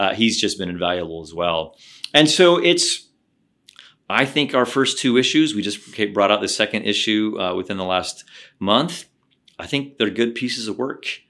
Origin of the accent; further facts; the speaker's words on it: the Ozarks in southern Missouri, United States; moved away; also born or lived in Oxford; I grew up in the Ozarks in southern Missouri